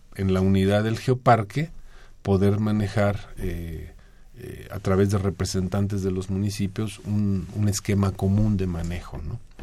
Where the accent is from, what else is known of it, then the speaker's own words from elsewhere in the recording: Mexico City, Mexico; como chilangos